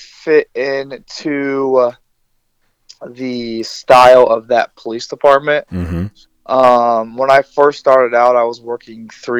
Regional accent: Rochester, Indiana, United States; also born or lived in Alaska / Colorado; I grew up in Rochester, Indiana. It is a non-diverse community.

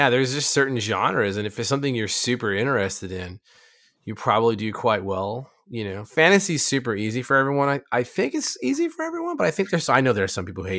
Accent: Southwest, United States; I grew up in the Southwest. I spent a long time in the Southwest around actual real-ass cowboys.

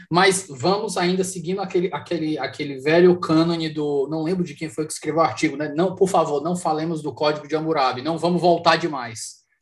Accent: Fortaleza, Ceará, Brazil; aqui na minha, na minha, na minha terra, estou em conexão local aqui em Fortaleza

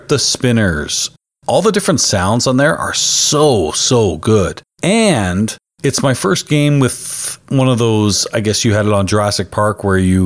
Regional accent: Canada; I'm Canadian

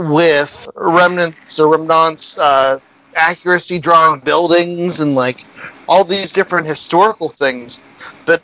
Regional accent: near Pittsburgh, Pennsylvania, United States; I grew up in near Pittsburgh

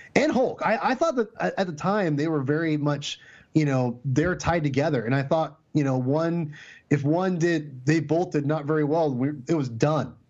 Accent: Lake Stevens, Washington, United States; I grew up in Lake Stevens, Washington, which is the same place as Chris Pratt

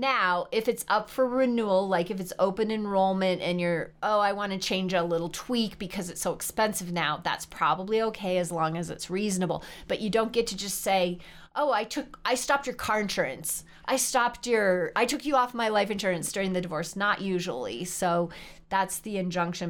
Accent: South Dakota, United States; now in Colorado, United States; Both of us are from kind of farm country. She's from Minnesota. I'm from South Dakota

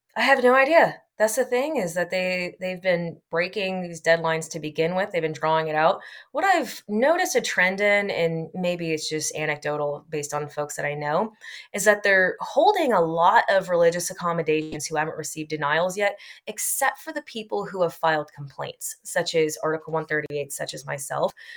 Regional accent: Texas, United States; I'm from Texas

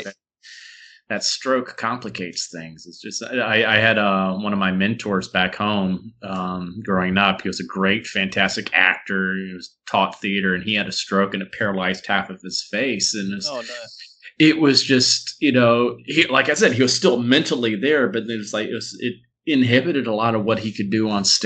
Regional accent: Huntsville, Alabama, United States; moved away; I grew up in Alabama, so we had Bojangles

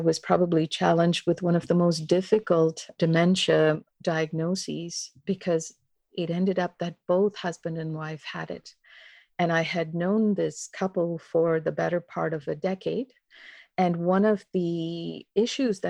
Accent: India; also born or lived in Kincardine, Ontario, Canada / London, Ontario, Canada; now in Halifax, Canada; I was born and raised in India. My family immigrated to Kincardine on the shores of Lake Huron in Ontario.

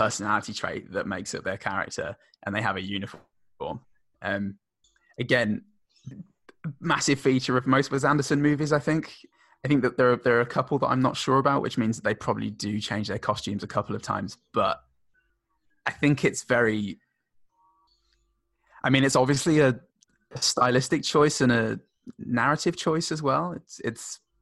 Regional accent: United Kingdom; now in Australia; We had the same in the UK, or I did at least. In my upper school, my hometown was a three-tier system for a while

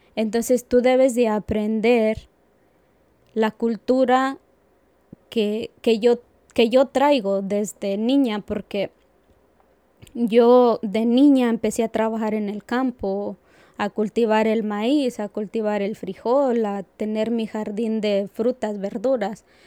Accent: Aguascalientes, Mexico; moved away as an adult; now in Asheville, United States; soy de Aguascalientes, México. Yo llegué acá en, mayo del 2008

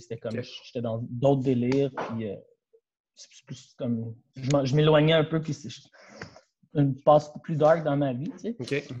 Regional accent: Laval, Quebec, Canada; je suis un gars de Laval

